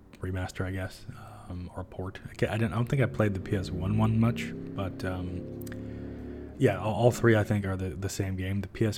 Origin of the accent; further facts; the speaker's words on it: Canada; we're Canadian